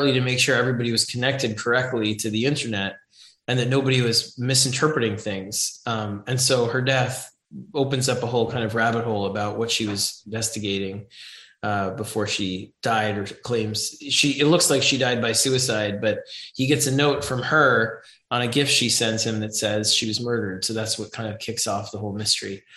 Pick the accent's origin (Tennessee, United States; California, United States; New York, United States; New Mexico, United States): New York, United States; New York City; growing up in New York City